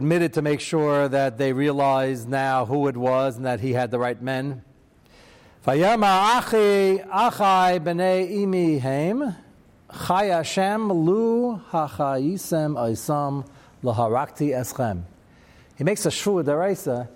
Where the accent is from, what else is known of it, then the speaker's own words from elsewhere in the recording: United States; I'm American